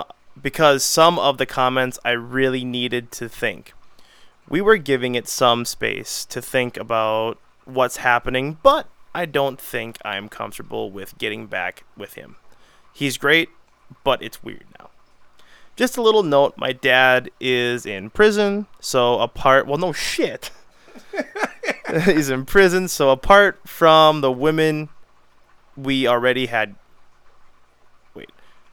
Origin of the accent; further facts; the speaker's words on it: England, United Kingdom; I'm English, and my boyfriend, Spanish.